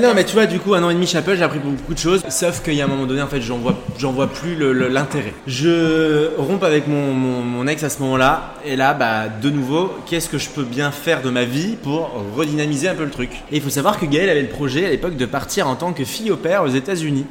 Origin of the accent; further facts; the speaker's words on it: Gémozac, Nouvelle-Aquitaine, France; je suis originaire de Sainte et plus précisément de Gémozac